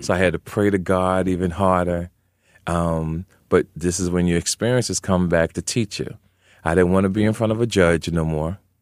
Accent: Jersey City, New Jersey, United States; moved away as an adult; also born or lived in Arizona / California; I'm originally from Jersey City, New Jersey, Brick City

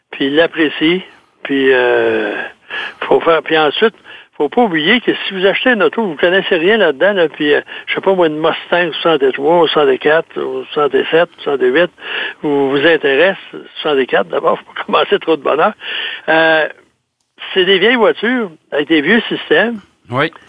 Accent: Saint-Basile-le-Grand, Quebec, Canada; Chez moi, dans mon patelin, à Saint-Basile-de-Grand, il y avait une personne qui a travaillé chez Volvo euh, pendant longtemps

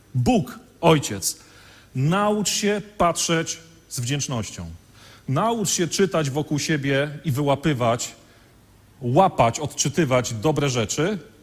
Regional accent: Świnoujście, West Pomeranian Voivodeship, Poland; now in Wodzisław Śląski, Poland; ja pochodzę z Świnoujścia

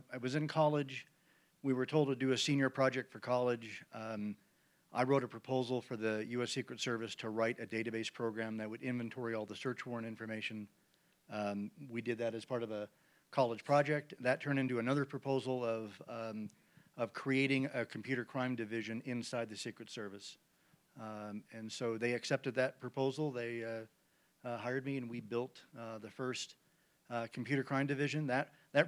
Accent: Cheyenne, Wyoming, United States; moved away as an adult; also born or lived in Arizona; So I grew up in Cheyenne, Wyoming, and went to Arizona

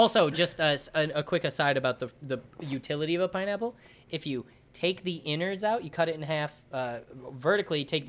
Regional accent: New York, United States; moved away

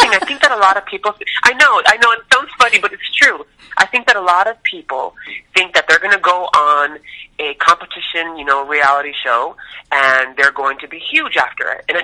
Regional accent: Tucson, Arizona, United States; Well, I was born and raised in Tucson, Arizona, on uh, West Coast, and I wanted to be a singer since I was three years old.

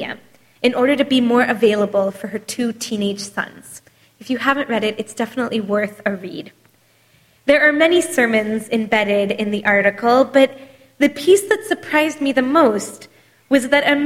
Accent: United States; as American Jews

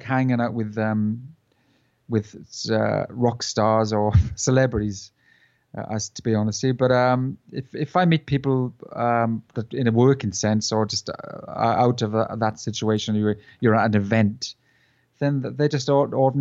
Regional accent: South Wales, United Kingdom; We're from South Wales

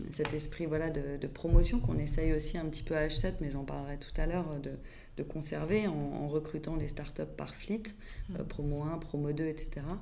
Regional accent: Paris, Île-de-France, France; born there; Euh, je suis née à Paris, euh, mais je suis de maman euh, lyonnaise qui a grandi à Tassin euh, et d'un père normand et j'ai baroudé un petit peu partout dans le monde

